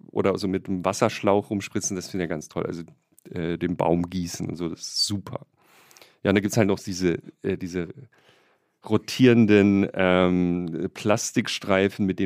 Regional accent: Bretten, Baden-Württemberg, Germany; born or raised there; now in Berlin, Germany

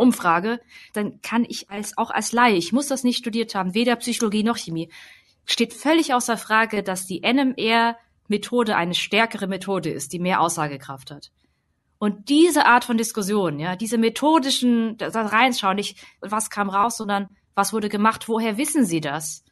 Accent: Hemsbach, Baden-Württemberg, Germany; Hemsbach oder so, wo ich halt zur Schule gegangen bin.

